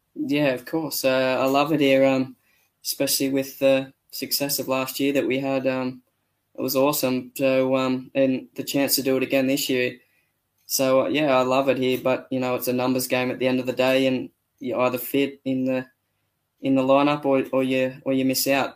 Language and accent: English; Australia